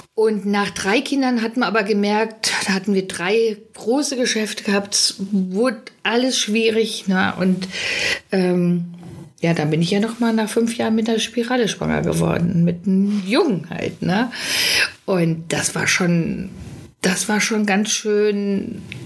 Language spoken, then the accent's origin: German; Witten, North Rhine-Westphalia, Germany; moved away; Wir kommen ja aus dem Ruhrgebiet alle. Äh, witten da sind wir her